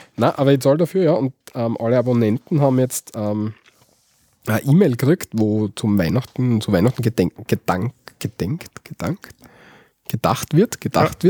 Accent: Austria; also born or lived in Graz; bei uns in Österreich

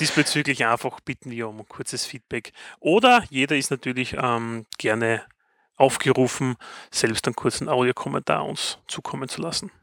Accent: Styria, Austria; Wald und ich sind Steirer. Steiermark ist ein Bundesland in Österreich

